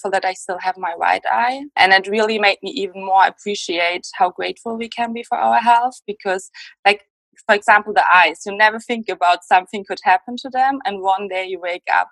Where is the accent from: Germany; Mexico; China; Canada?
Germany; English is a second language; Germany. I hope that's not a problem with the accent.